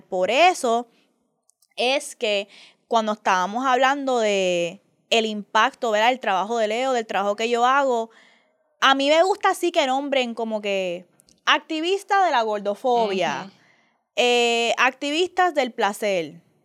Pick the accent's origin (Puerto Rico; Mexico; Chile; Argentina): Puerto Rico; yo me crié con mi mamá en Puerto Rico